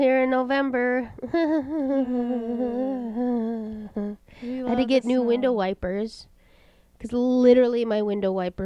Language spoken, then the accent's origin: English; United States; I love being an American